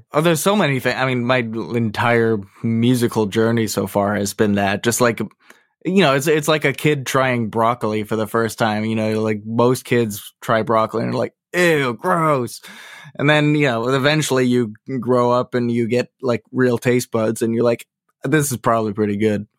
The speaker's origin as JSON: {"language": "English", "region": "Massachusetts", "country": "United States", "tie": "born or raised there", "said": "I grew up right around here, actually. I, I've been staying put"}